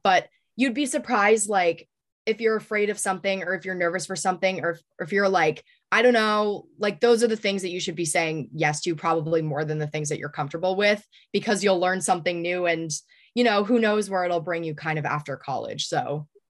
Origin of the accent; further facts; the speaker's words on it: New Hampshire, United States; growing up in New Hampshire